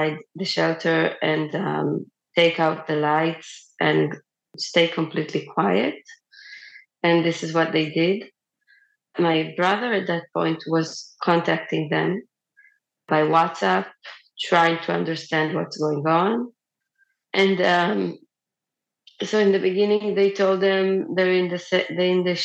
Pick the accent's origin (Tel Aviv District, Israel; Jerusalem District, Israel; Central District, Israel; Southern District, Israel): Southern District, Israel; Be'eri; moved away as an adult; now in Beersheba, Israel; I was born and I grew up in Kibbutz Be'eri. I currently live in Be'er Sheva